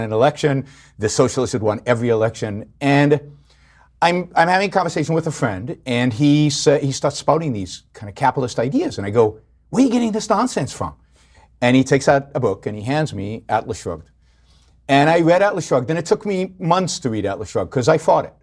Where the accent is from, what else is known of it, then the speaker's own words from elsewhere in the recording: Israel; I grew up in Israel.